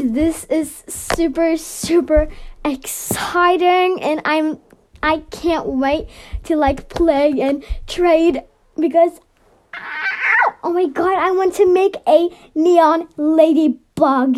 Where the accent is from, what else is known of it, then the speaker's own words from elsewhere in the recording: Norway; I'm from Norway